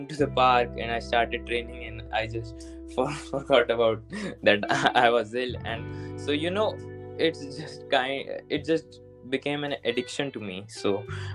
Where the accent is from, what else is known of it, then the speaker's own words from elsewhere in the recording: New Delhi, Delhi, India; also born or lived in Uttar Pradesh; I'm originally from Uttar Pradesh, but I was born and raised in New Delhi.